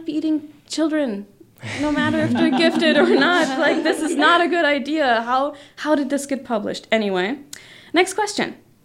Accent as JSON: {"language": "English", "country": "Germany", "said": "I'm from Germany"}